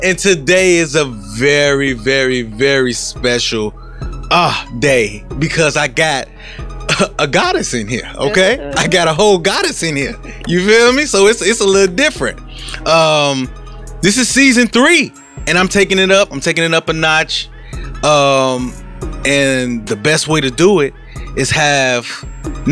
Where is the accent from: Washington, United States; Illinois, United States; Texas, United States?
Illinois, United States; Calumet City; I'm Cal City, so I'm down the street